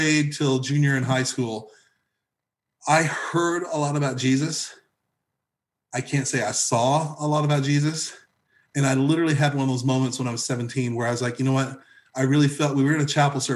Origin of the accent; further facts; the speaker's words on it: Evansville, Indiana, United States; moved away as an adult; also born or lived in Southern California / Nashville, Tennessee; now in Tennessee, United States; I grew up in Southern Indiana, Southwestern Indiana, okay, specifically the Evansville area, Indiana area